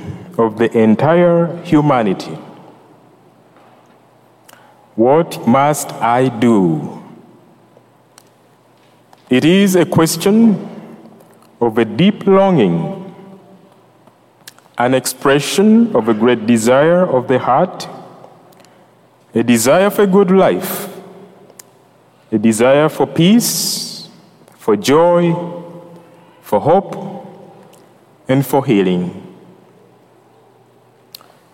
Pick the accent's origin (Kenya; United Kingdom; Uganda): Uganda; also born or lived in New Jersey; now in Greensboro, United States; I'm from Uganda